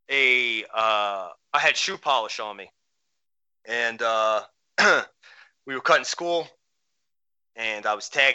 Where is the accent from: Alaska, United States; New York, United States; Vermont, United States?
New York, United States; New York City; But I grew up in Queens, New York, in Flushing